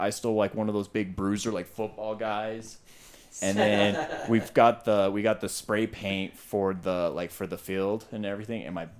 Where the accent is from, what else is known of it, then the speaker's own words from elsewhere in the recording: Utah, United States; We're from Utah.